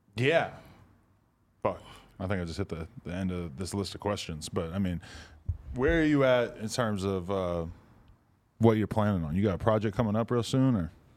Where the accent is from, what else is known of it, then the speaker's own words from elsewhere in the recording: Boston, Massachusetts, United States; I'm from Boston area